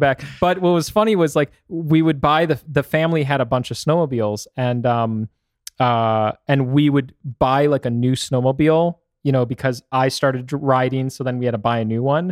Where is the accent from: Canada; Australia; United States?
United States; Michigan; now in Arizona, United States; Growing up in Michigan was really interesting because you get all four seasons